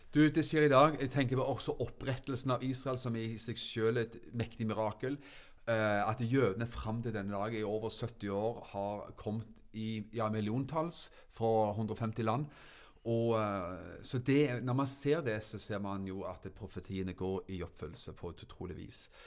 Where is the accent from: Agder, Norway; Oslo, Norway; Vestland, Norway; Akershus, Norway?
Agder, Norway; Froland; hjemme i Froland